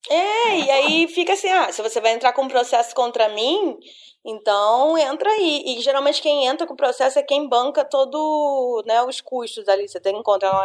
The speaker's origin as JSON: {"language": "Portuguese", "country": "Brazil", "said": "eu sou brasileira"}